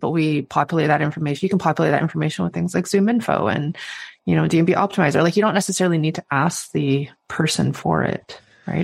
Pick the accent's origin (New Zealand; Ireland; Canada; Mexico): Canada; as a Canadian